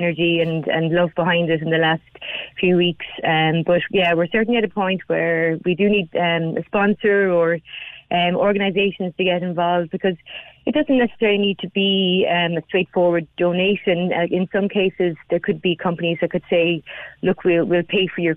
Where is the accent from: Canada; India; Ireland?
Ireland; Cork, Munster; now in Dublin, Ireland; I am certainly from Cork originally, currently based in Dublin